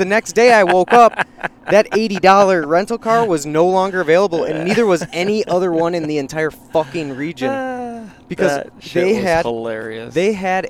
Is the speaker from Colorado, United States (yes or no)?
no; Minnesota, United States; We're from Minnesota.